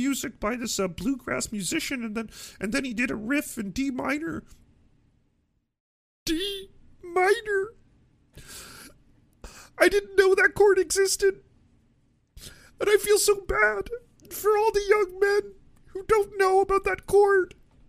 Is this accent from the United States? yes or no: no; Canada; as a Canadian myself, that we do have to work hard to undo the unlimited amounts of damage that the good doctor has kind of ravaged upon the world.